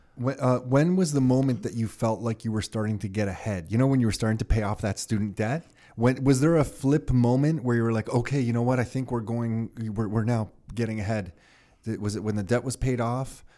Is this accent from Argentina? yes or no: no; Canada; I was born here in Canada